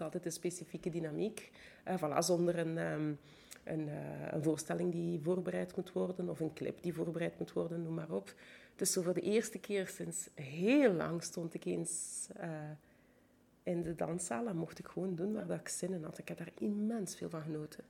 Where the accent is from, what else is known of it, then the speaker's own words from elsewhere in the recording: Bergamo, Lombardy, Italy; Ik ben in Bergamo opgegroeid